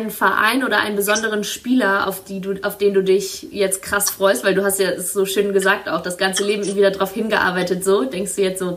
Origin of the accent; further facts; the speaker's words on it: Northern Germany, Germany; ich komme ja aus dem Norden, das wäre das wär der Hammer.